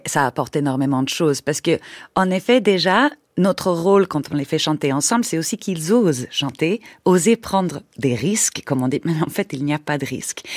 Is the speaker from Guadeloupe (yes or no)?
no; Sweden; French is a second language; moved away as an adult; now in France; je venais de Suède avec un drôle d'accent.